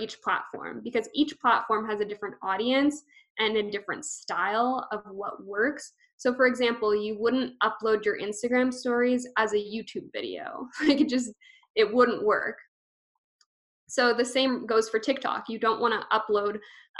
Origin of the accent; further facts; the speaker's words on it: Canada; I'm Canadian